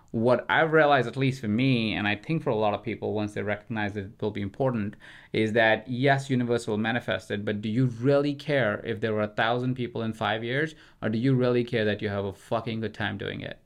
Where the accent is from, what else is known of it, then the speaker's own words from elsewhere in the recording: India; moved away; I grew up in India